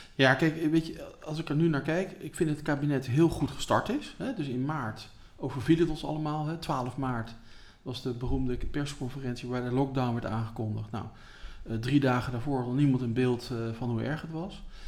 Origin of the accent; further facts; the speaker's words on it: The Hague, South Holland, Netherlands; ook als Hagenaar